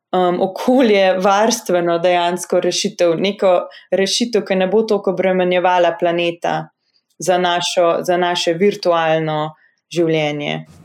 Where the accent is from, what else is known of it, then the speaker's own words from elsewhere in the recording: Slovenia; moved away as an adult; also born or lived in Harvard, United States; slovenci, ki smo v tujini